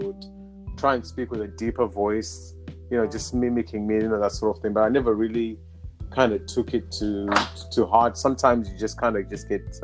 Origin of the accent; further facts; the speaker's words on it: Zimbabwe; moved away as an adult; now in United Kingdom; I'm from Zimbabwe. So I grew up in Zimbabwe